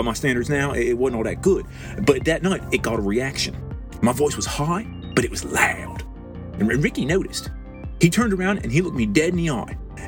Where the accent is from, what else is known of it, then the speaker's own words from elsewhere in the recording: Dundalk, Maryland, United States; I'm from Dundalk. When you're born in Ballmer, you're born an O's fan.